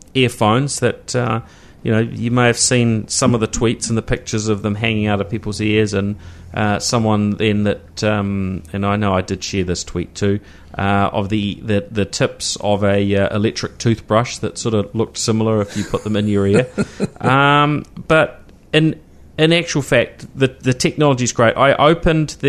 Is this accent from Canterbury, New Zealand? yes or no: yes; Christchurch, Canterbury, New Zealand; growing up in Christchurch, you know, cycling, that was just the norm because it was a flat city